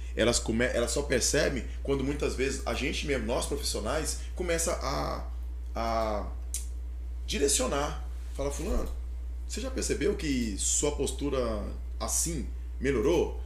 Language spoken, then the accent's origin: Portuguese; Aragarças, Goiás, Brazil; moved away; also born or lived in Primavera do Leste / Barra do Garças; eu sou de Aragarças, meus pais são de lá.